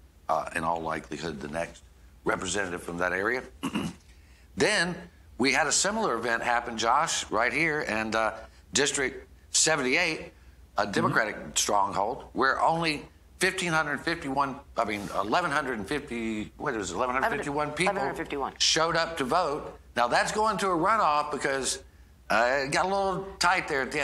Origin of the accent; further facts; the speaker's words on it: Alabama, United States; as an American citizen, as an Alabamian